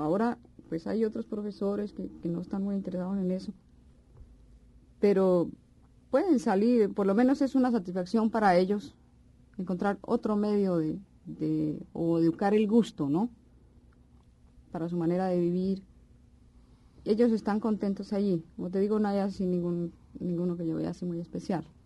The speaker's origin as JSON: {"language": "Spanish", "town": "Pereira", "region": "Risaralda", "country": "Colombia", "tie": "born or raised there", "also_born_or_lived": "Cali", "said": "En Pereira, que en realidad es mi ciudad natal"}